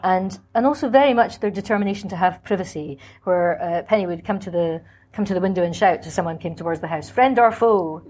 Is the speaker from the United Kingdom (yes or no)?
yes; Scotland, United Kingdom; moved away; also born or lived in Cambridge; I was and am Scottish by formation